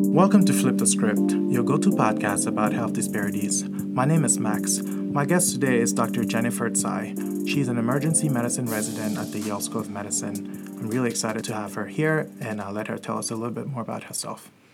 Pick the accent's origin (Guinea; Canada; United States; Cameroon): Cameroon; I'm from Cameroon